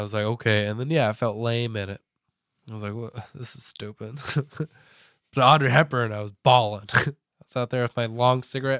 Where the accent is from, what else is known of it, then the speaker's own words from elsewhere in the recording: Old Fort, Ohio, United States; Tiffin area, a little north of Tiffin, actually, so.